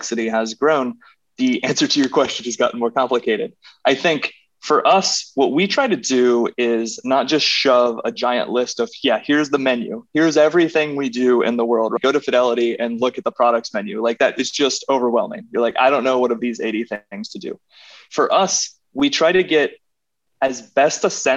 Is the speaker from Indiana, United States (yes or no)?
yes; Indiana, United States; moved away as an adult; also born or lived in Chicago; now in New York, United States; I'm a Midwestern guy. I grew up in Indiana